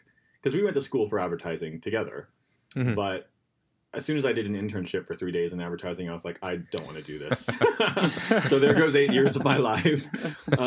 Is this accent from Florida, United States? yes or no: yes; Florida, United States; now in New York, United States; we're from Florida and we hold on to our roots